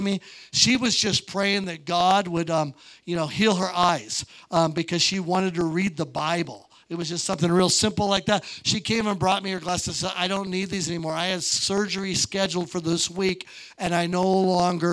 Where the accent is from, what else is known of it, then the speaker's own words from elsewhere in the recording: Montana, United States; I'm from Montana